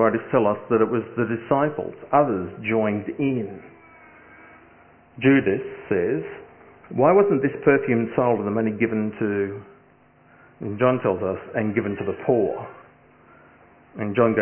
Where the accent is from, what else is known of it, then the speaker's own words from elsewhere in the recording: Australia; as most Australian sons do with their fathers